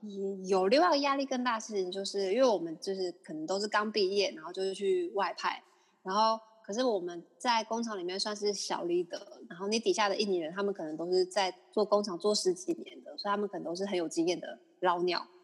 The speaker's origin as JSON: {"language": "Chinese", "country": "Taiwan", "said": "我们台湾人"}